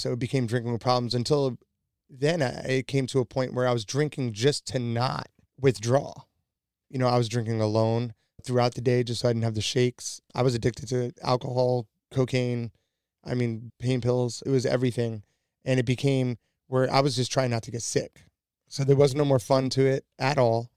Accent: New York, United States; I was born and raised in New York.

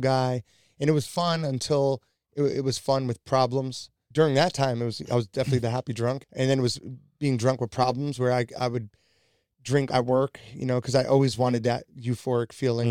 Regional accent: New York, United States; I was born and raised in New York.

